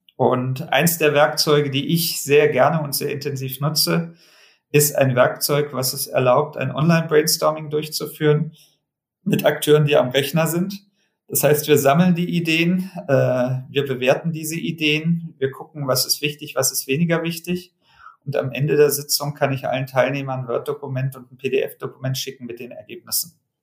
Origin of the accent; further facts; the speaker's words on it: Germany; bei uns in Deutschland